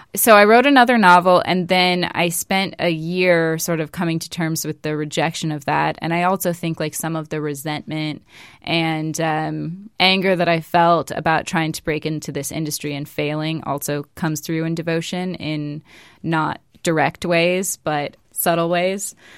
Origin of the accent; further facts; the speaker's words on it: West Coast, United States; moved away; I'm from the West Coast, so I say in the neighborhood